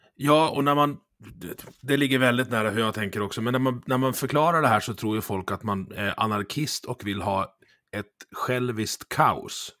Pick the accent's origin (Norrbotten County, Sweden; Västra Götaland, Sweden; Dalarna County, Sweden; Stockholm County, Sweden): Dalarna County, Sweden; jag är ju från Dalarna